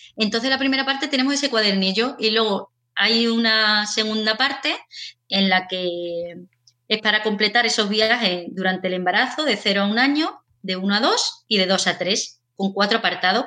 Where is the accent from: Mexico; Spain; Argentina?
Spain; Seville, Andalusia; now in Bilbao, Spain; yo soy de Sevilla, pero ahora vivo en Bilbao